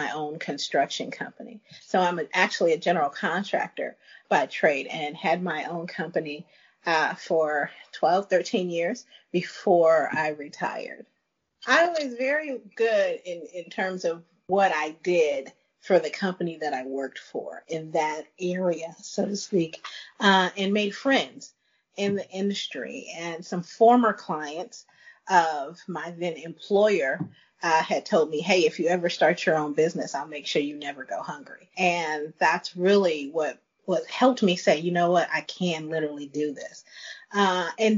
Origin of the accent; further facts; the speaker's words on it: Chicago, Illinois, United States; moved away as an adult; also born or lived in Dallas, Texas / Thailand; I'm originally from Chicago. I moved to Dallas